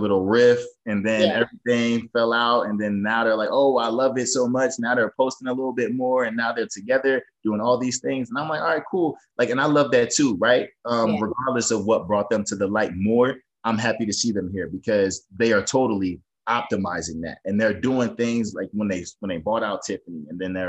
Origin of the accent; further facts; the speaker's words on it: Northeast, United States; I'm from the Northeast